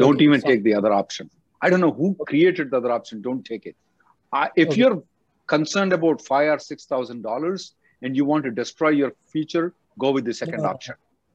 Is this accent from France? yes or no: no; India; now in United States; I came from India. I know it is not a good idea to do anything else other than change of status.